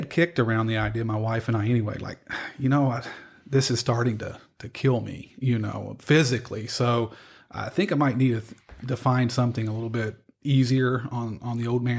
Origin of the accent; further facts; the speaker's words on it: Harrodsburg, Kentucky, United States; I'm from Harrodsburg originally. Okay. Actually North Mercer County, Salvisa.